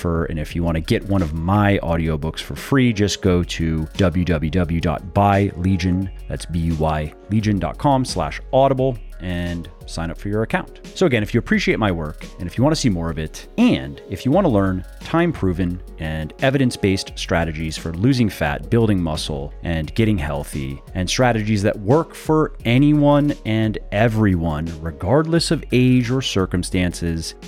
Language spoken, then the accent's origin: English; Tampa, Florida, United States; also born or lived in Ocala, Florida; I grew up in the Tampa Bay area